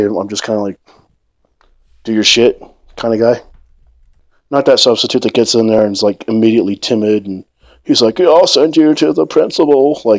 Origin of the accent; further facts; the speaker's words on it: Lompoc, California, United States; Lompoc, yeah.